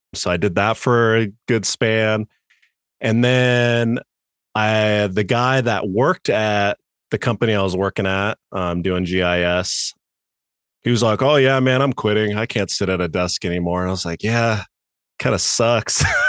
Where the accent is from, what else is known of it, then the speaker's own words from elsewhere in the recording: Grand Junction, Colorado, United States; also born or lived in Denver, Colorado; moved to Junction when I was, like, eight. Been here pretty much the entire time